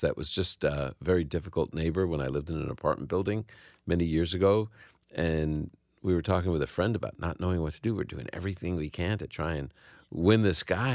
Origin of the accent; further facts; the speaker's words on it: New York City, New York, United States; I'm from the Holy Land of Brooklyn. That's where I was born